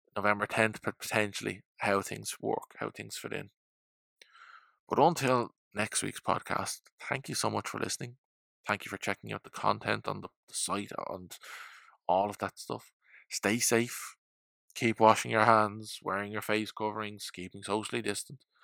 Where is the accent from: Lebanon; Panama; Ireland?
Ireland; as an Irishman